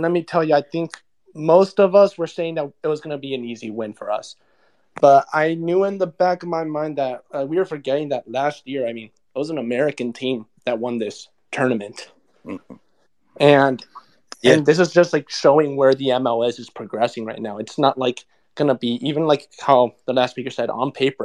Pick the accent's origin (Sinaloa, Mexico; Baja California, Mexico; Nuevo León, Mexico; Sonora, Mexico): Nuevo León, Mexico; Monterrey; now in Houston, United States; I'm speaking from Houston, but I'm from Monterrey.